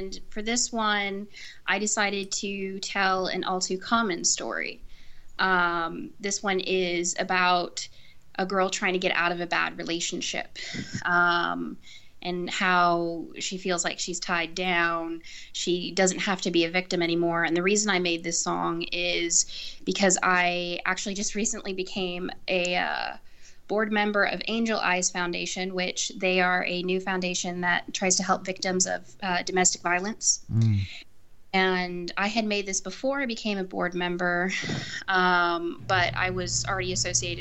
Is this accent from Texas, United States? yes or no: yes; San Antonio, Texas, United States; also born or lived in Wisconsin / Panama; I've pretty much lived in San Antonio most of my life. There's only been about 1 year that I was up in Wisconsin, and a couple months when I was a baby that I was in Panama